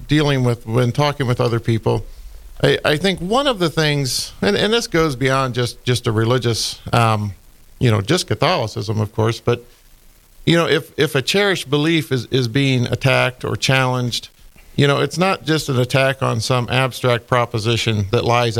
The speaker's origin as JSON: {"language": "English", "region": "Ohio", "country": "United States", "tie": "born or raised there", "moved": "as an adult", "lives_now": "Fargo, United States", "said": "I'm originally from Ohio"}